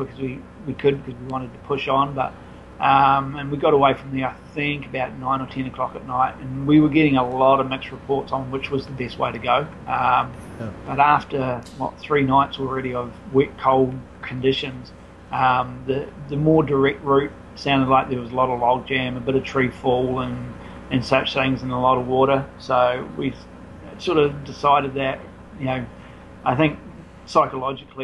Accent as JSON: {"language": "English", "country": "New Zealand", "said": "as a Kiwi"}